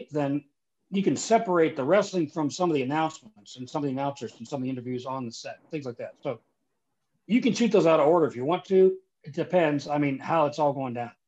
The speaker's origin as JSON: {"language": "English", "town": "Leavittsburg", "region": "Ohio", "country": "United States", "tie": "born or raised there", "said": "I'm from a small steel mill town in Northeast Ohio. I'm from Leavittsburg, Ohio"}